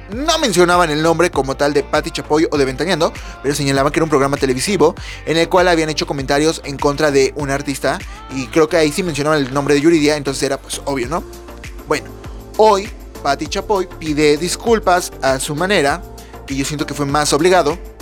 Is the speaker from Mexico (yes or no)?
yes; Puebla, Mexico; yo soy de Puebla